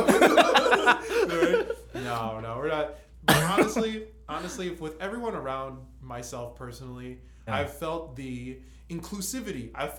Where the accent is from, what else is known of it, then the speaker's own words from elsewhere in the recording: United States; we're born and raised in America, and we're kind of living the American style life.